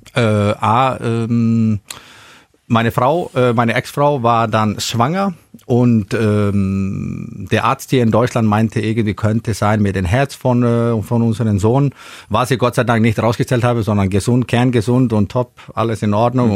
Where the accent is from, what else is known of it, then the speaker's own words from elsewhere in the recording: Iceland; moved away as an adult; also born or lived in Spain; now in Schillerslage, Germany; ich irgendwann hier lande, über Spanien, aus Island hierher